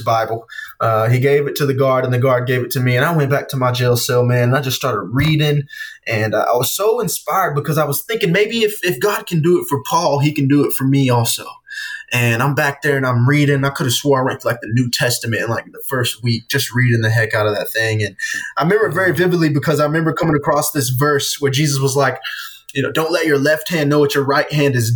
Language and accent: English; Easley, South Carolina, United States; my hometown, in Easley around Greenville